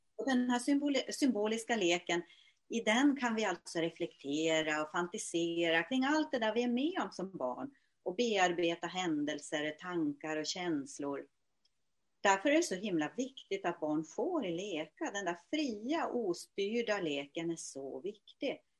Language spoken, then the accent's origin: Swedish; Luleå, Norrbotten County, Sweden; now in Åkersberga, Sweden; Jag är ursprungligen född i Luleå, numera bosatt i Åkersberga där jag har hem och ateljé.